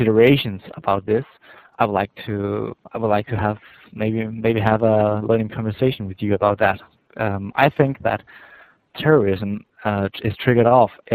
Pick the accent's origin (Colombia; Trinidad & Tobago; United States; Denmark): Denmark; English is a second language; I'm calling from Denmark.